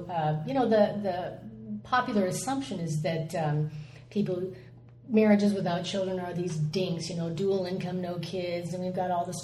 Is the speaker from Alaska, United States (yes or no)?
no; California, United States; also born or lived in Midwest; I was born in the Midwest and uh, moved around a lot as a kid. And our family found themselves in Southern California when I was about